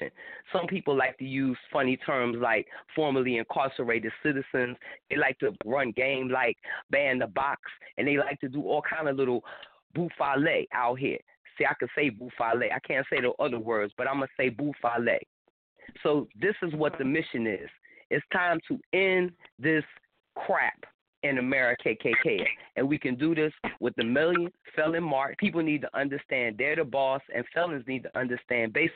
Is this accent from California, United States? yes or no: no; Philadelphia, Pennsylvania, United States; now in Tampa, United States; I'm from Philly